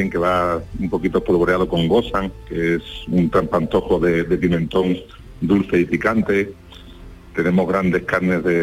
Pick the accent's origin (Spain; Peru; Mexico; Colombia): Spain; Isla Cristina, Andalusia; Yo como soy de Isla Cristina